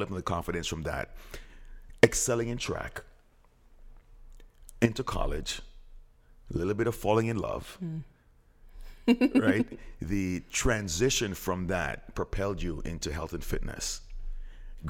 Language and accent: English; Jamaica; I'm Jamaican.